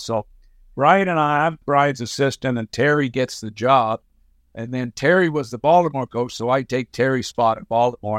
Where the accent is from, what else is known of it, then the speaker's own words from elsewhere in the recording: Summerside, Prince Edward Island, Canada; moved away as an adult; also born or lived in Montreal / Florida; now in United States; born in uh, Summerside, PEI, had a had an amazing childhood living in Summerside